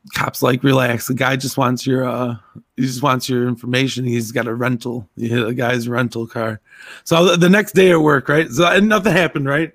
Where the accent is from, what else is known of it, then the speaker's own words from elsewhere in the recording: Zion, Illinois, United States; where I grew up in Zion